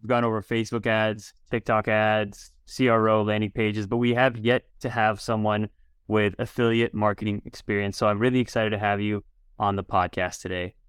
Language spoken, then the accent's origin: English; Chicago, Illinois, United States; I grew up in Chicago as well